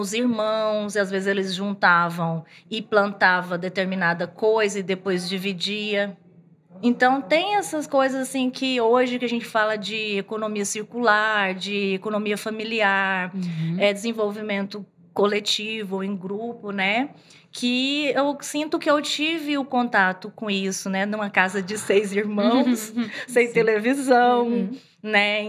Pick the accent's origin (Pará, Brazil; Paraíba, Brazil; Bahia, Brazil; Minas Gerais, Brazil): Bahia, Brazil; sertão of; also born or lived in Rio Verde, Goiás; now in Goiânia, Brazil; eu venho do sertão da Bahia, morei um tempo em Rio Verde, aqui no interior de Goiás